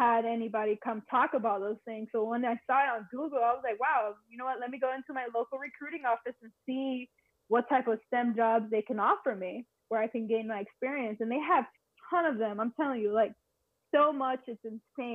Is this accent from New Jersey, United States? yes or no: no; Miami, Florida, United States; also born or lived in Puerto Rico; I'm actually born and raised in Miami, Florida, but all my family is from Puerto Rico, so I'm Puerto Rican. I had some time moving back and forth from Miami and PR